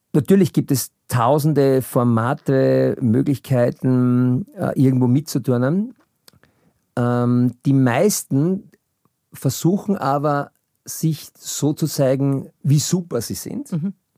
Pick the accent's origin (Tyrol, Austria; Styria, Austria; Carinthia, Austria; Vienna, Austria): Vienna, Austria; Ich bin 68 in Wien geboren